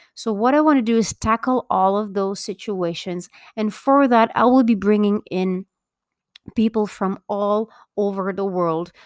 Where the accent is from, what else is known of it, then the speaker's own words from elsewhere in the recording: Belgium; now in Mexico; I was born and raised in Belgium, but I actually live in Mexico